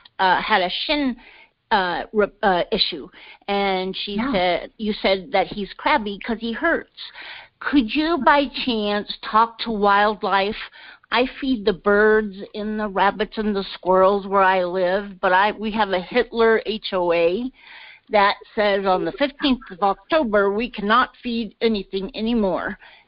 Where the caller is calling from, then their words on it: Colorado Springs, Colorado, United States; I'm coming from Colorado Springs, and this is my very first time ever talking with you.